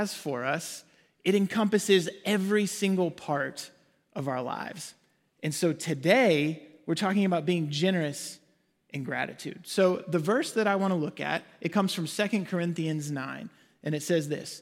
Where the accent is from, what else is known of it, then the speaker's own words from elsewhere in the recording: Arkansas, United States; moved away as an adult; also born or lived in Waxahachie, Texas / Ennis, Texas; now in Frisco, United States; We both grew up in Arkansas. That's where we're from